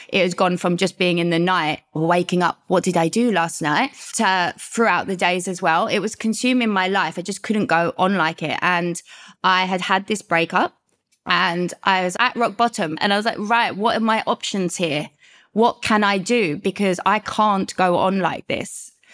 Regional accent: London, United Kingdom; moved away as an adult; I am from the U K, London. You might get that by my accent

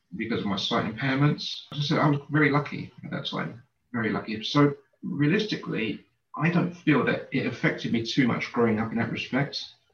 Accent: Canning Town, London, United Kingdom; I grew up in East London in a place called Canning Town.

